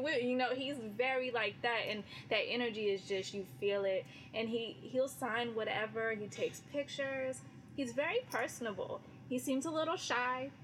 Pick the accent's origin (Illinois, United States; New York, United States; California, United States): California, United States; I'm from California.